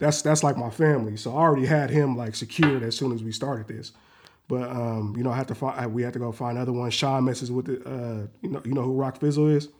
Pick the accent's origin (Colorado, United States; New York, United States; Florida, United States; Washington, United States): Washington, United States; Renton; also born or lived in Seattle; I was born and raised in, in Renton